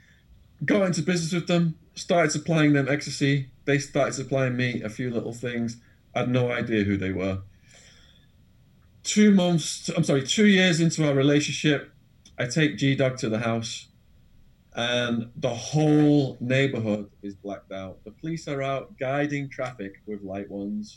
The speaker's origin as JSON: {"language": "English", "region": "England", "country": "United Kingdom", "also_born_or_lived": "Arizona", "accent": "English", "moved": "as an adult", "lives_now": "London, United Kingdom", "said": "my English accent."}